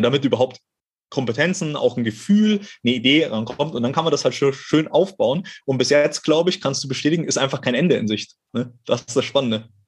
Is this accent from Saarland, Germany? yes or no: no; Ottmarshausen, Bavaria, Germany; now in Cologne, Germany; ich bin mal wieder in meiner Heimat, in meinem Heimathaus sozusagen